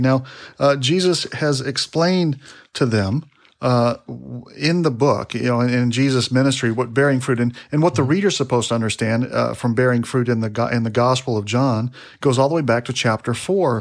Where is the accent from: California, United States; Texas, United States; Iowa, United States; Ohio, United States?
Texas, United States; we're from Texas. You know, we're down here in Texas